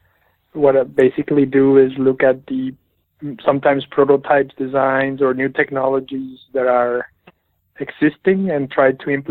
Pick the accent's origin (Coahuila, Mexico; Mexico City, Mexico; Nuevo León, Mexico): Coahuila, Mexico; moved away as an adult; also born or lived in Reynosa, Mexico / Texas, United States; I was born in Coahuila. It's about 6 hours from Reynosa